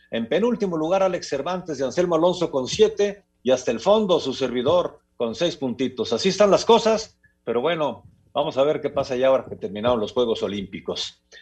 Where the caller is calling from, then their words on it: State of Mexico, Mexico; Muy buenas tardes … del Estado de México.